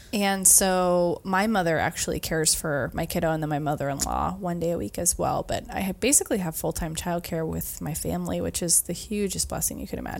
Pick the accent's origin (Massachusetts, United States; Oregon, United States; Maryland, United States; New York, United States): Oregon, United States; Brightwood; moved away as an adult; also born or lived in McMinnville, Oregon / Colorado; I grew up in Brightwood